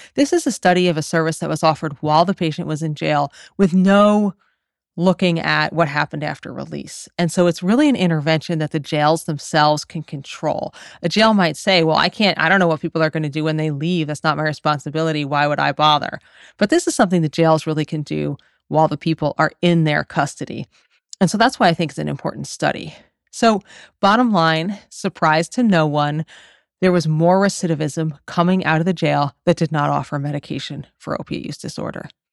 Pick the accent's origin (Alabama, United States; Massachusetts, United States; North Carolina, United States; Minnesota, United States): Massachusetts, United States; I'm from Massachusetts